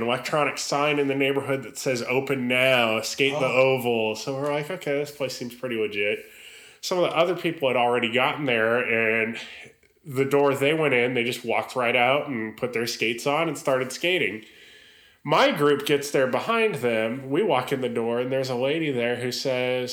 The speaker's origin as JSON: {"language": "English", "region": "California", "country": "United States", "moved": "yes", "lives_now": "Tennessee, United States", "said": "I'm from California and I live in Tennessee"}